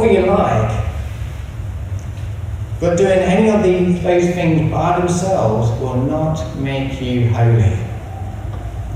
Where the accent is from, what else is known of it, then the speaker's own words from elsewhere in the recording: England, United Kingdom; moved away; So as you can tell from this strange accent, I'm English